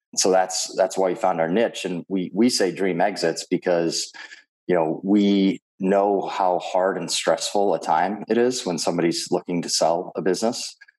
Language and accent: English; Minneapolis, Minnesota, United States; my hometown of Minneapolis, Minnesota